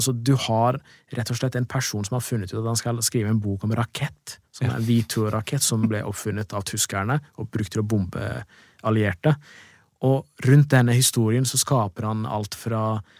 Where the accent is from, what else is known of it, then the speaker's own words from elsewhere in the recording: Drammen, Buskerud, Norway; jeg er fra Drammen selv